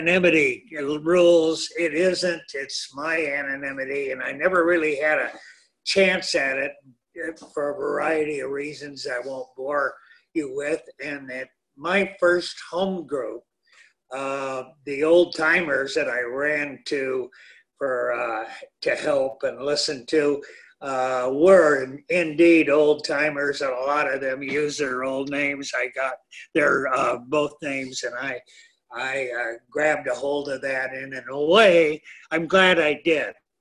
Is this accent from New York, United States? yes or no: no; San Gabriel Valley, Greater Los Angeles, California, United States; I was born and raised in Southern California, Greater LA, and went to school here